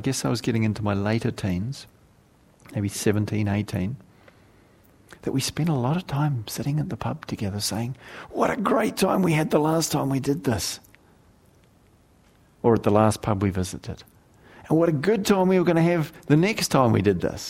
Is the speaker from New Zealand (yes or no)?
yes; South Island, New Zealand; moved away; When I was a young man growing up in New Zealand and I have to now acknowledge was the rural backwater of the redneck South Island sort of region that I lived